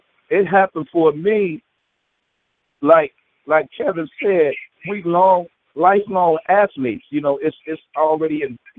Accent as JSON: {"language": "English", "town": "Chicago", "region": "Illinois", "country": "United States", "tie": "born or raised there", "said": "after growing up in Robert Taylor"}